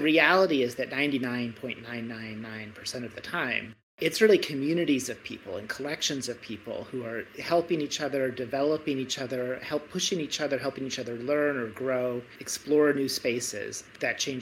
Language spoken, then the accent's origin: English; Michigan, United States; now in Stanford, United States; I was brought up in Michigan